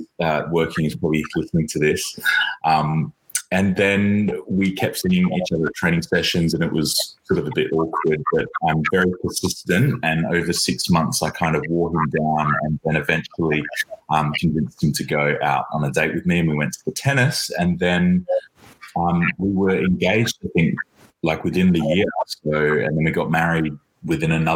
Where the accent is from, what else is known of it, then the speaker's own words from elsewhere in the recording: Australia; moved away as an adult; now in London, United Kingdom; When I was growing up in Australia